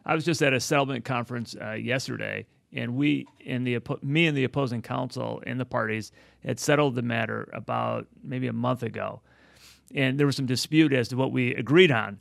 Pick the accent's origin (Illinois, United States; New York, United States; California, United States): Illinois, United States; Chicago; moved away; I, I come from Chicago